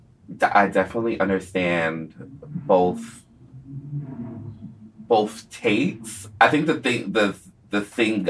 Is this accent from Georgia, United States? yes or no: yes; Atlanta, Georgia, United States; I grew up in Atlanta